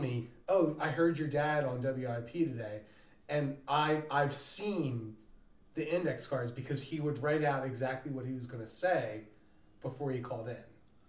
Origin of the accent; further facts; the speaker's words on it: Lansdale, Pennsylvania, United States; where we grew up in Lansdale, in Pennsylvania